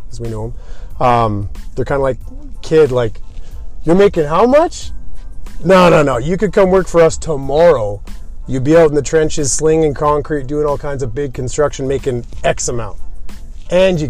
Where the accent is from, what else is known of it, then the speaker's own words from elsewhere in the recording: St. Albert, Alberta, Canada; I actually grew up in St. Albert, similar to Tom Chisholm, born and raised there